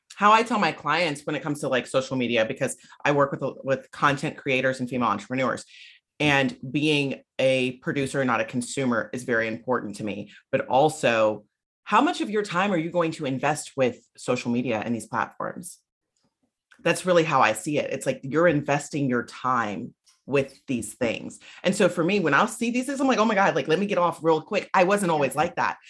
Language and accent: English; South Carolina, United States; moved away; I'm from South Carolina originally